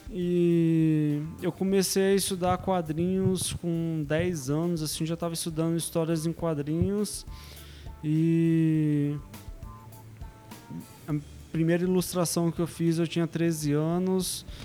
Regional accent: São Paulo, Brazil; moved away as an adult; now in Vila Velha, Brazil; E sou aqui de São Paulo, Zona Sul mesmo.

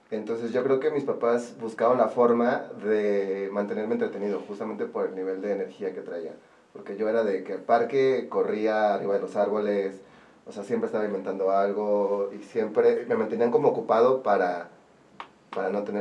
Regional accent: Orizaba, Veracruz, Mexico; moved away as an adult; now in Puebla, Mexico; ya llevo más tiempo viviendo aquí que lo que viví en Orizaba. O sea, ya soy más poblano que orizabeño.

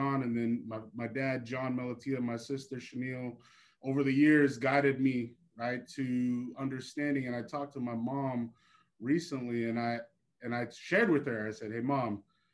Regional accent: Haleiwa, Hawaii, United States; moved away as an adult; also born or lived in Portland, Oregon; now in California, United States; born and raised in Hawaii, I lived there till I was 18

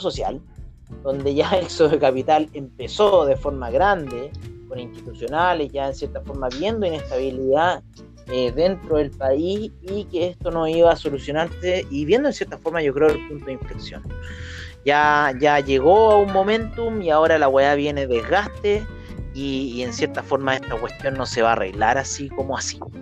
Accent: Chile

